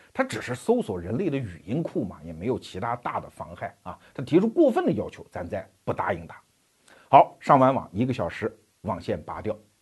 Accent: China; 你比如说我们中国人，你既可以认为啊，我们中国人一代一代在传承中国文化

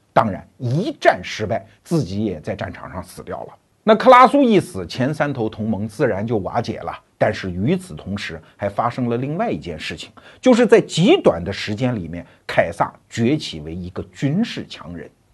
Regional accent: China; 我们中国人

